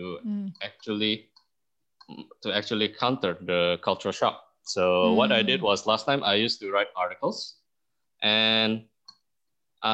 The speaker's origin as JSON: {"language": "English", "country": "Singapore", "tie": "born or raised there", "moved": "as an adult", "lives_now": "Indonesia", "said": "I grew up in Singapore for over two decades, and I came back to Indonesia"}